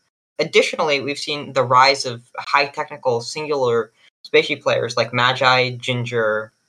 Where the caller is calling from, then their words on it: Boston, Massachusetts, United States; I'm calling from Boston today.